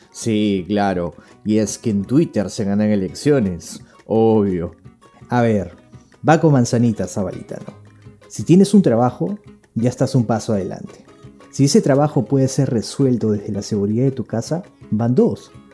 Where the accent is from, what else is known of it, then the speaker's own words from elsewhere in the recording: Peru; somos peruanos